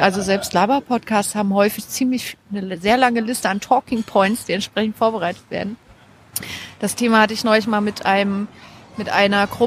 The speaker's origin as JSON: {"language": "German", "town": "Weimar", "region": "Thuringia", "country": "Germany", "tie": "born or raised there", "also_born_or_lived": "Halle, Germany", "said": "Ich bin in Weimar aufgewachsen. Und ursprünglich komme ich aus Sachsen-Anhalt, aus äh, Halle."}